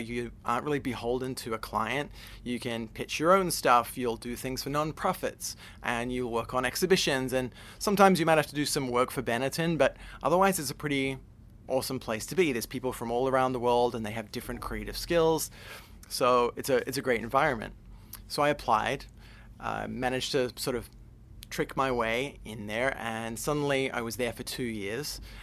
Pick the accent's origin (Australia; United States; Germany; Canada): Australia; Adelaide, South Australia; I'm from Adelaide in South Australia.